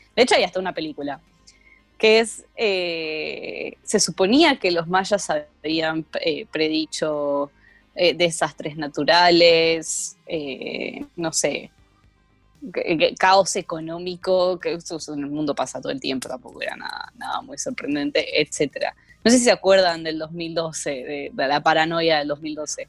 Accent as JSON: {"language": "Spanish", "region": "Buenos Aires", "country": "Argentina", "said": "me tildan de cheta por ser de Capital Federal, yo digo, bueno, pero por lo menos, por lo menos no soy de San Isidro"}